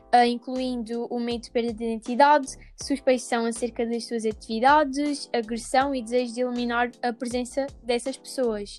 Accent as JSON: {"language": "Portuguese", "region": "Alentejo", "country": "Portugal", "said": "por ser do Alentejo"}